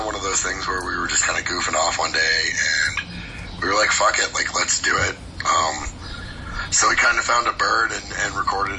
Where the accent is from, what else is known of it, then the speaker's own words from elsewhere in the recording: Washington, District of Columbia, United States; now in Baltimore, United States; I live in Baltimore and have, like, for the past 20 years, but originally I'm from the D.C. area.